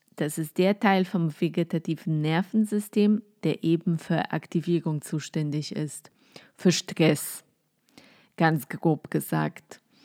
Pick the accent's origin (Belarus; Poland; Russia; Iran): Poland; German is a second language; moved away as an adult; now in Germany; Ich komme aus Polen, ähm, wohne jetzt seit ungefähr zehn Jahren in Deutschland